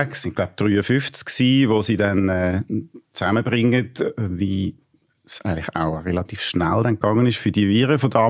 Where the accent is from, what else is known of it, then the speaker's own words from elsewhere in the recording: Zurich, Switzerland; Ich bin Zürcher, aber ich glaube jetzt, äh, ich kenne die Stadt Bern ein bisschen besser.